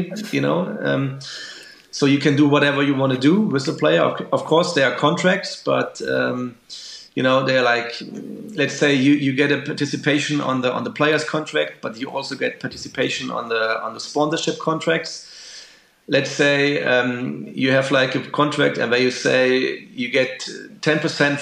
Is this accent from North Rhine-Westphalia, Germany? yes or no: yes; Dortmund, North Rhine-Westphalia, Germany; I'm from Dortmund in Germany, and we have Borussia Dortmund right here